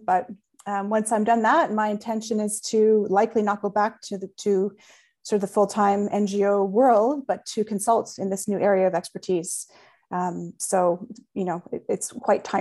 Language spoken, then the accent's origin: English; Australia; I'm Australian